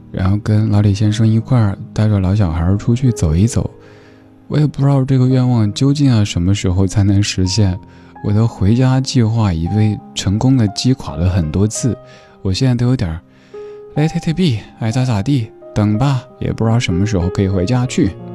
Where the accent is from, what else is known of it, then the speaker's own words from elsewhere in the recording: Sichuan, China; accent: Sichuanese; moved away; 我用四川话说